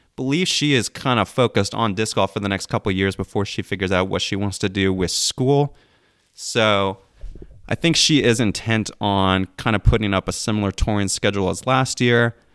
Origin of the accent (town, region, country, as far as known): about half an hour from Belton, Missouri, United States; born or raised there